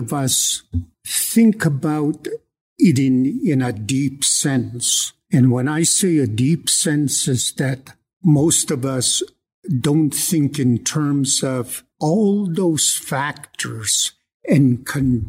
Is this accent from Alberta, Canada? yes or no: yes; Blood Indian Reserve, Alberta, Canada; moved away as an adult; now in Lethbridge, Canada; I'm from the Blood Indian Reserve, but I've been here at the University of Lethbridge since 1975 as a professor